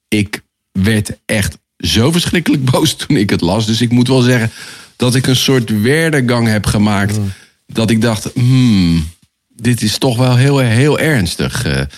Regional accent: Netherlands; als Nederlanders

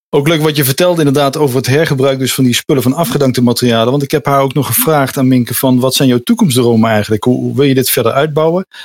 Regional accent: Nijmegen, Gelderland, Netherlands; ik kom oorspronkelijk uit Nijmegen.

